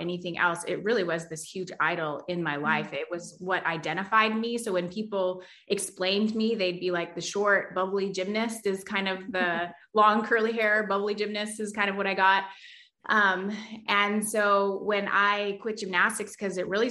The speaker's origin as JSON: {"language": "English", "town": "Toronto", "region": "Ontario", "country": "Canada", "tie": "born or raised there", "said": "I was born in Scarborough, Ontario, and actually my husband was born in Scarborough, Ontario as well"}